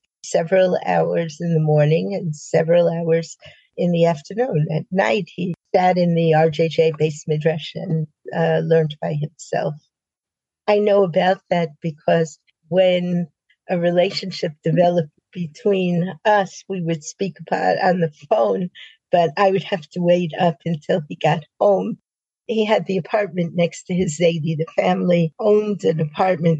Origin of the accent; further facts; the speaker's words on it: Spring Valley, New York, United States; moved away as an adult; also born or lived in Beit She'an, Israel; now in Israel; I grew up in Spring Valley, New York